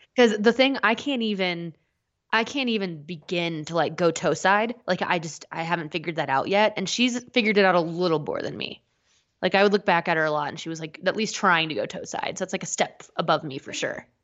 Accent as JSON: {"language": "English", "country": "United States"}